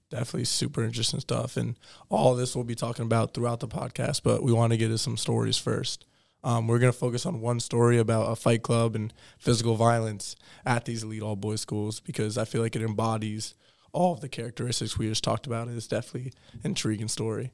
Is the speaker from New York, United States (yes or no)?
yes; New York City, New York, United States; I'm also from New York City